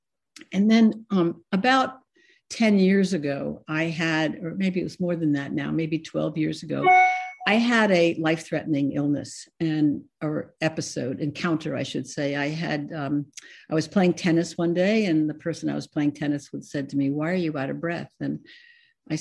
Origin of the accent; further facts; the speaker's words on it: Scarsdale, New York, United States; moved away as an adult; also born or lived in Ohio; I was born in New York, and I lived in Scarsdale, New York for most of my life